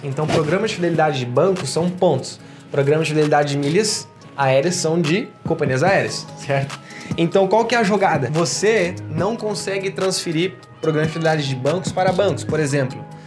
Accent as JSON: {"language": "Portuguese", "town": "Porto Alegre", "region": "Rio Grande do Sul", "country": "Brazil", "moved": "yes", "lives_now": "Indaiatuba, Brazil", "said": "eu sou lá de Porto Alegre, tá bom? Sou gaúcho, mas tô morando aqui."}